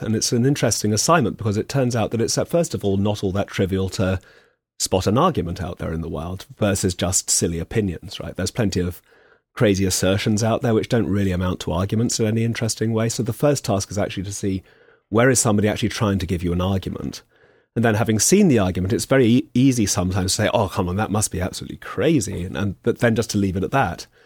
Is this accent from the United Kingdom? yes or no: yes; England, United Kingdom; as an Englishman